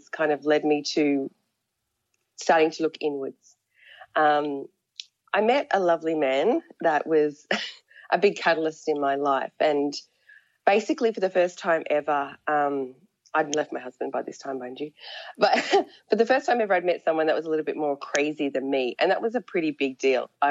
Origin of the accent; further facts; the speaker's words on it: Australia; I was born in Australia and I grew up in a country town